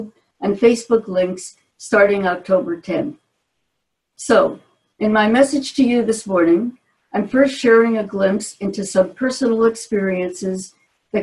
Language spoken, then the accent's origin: English; Newark, New Jersey, United States; I was born and raised in Newark, New Jersey